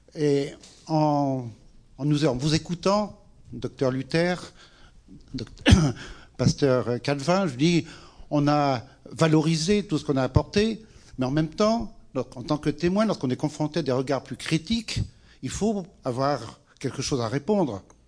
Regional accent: France; je suis français

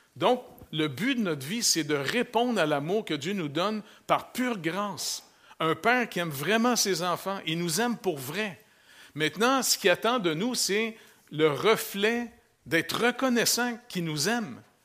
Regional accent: Quebec, Canada; moved away; si je retourne chez nous au Québec, là, je retourne à ville

